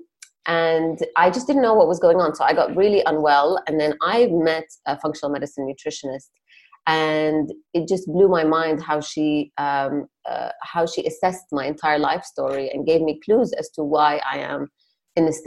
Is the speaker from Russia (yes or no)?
no; Jordan; moved away as an adult; also born or lived in Palestine / Nottingham, United Kingdom / Cambridge, United Kingdom / New York, United States; originally I'm Palestinian. I grew up in Jordan and left when I was 18